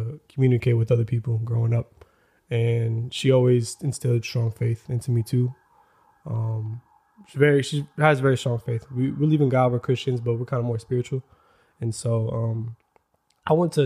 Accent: Florida, United States; moved away as an adult; also born or lived in New York; now in Los Angeles, United States; I grew up in Florida. I was there from till 19 years old

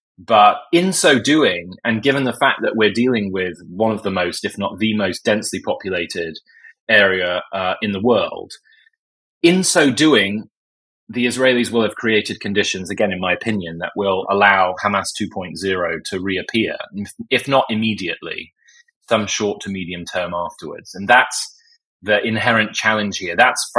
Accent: United States; forget my accent, by the way, I am an American, that we as the US embraced after 9/11.

